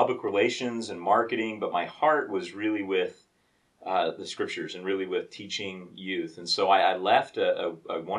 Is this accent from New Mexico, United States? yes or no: yes; Albuquerque, New Mexico, United States; now in Savage, United States; But I grew up in New Mexico, so I'm from Albuquerque, New Mexico